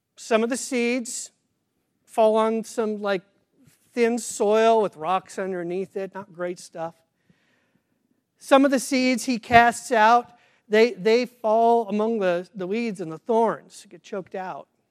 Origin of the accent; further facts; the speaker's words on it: Kansas, United States; I grew up in Kansas, but I did not grow up on the farm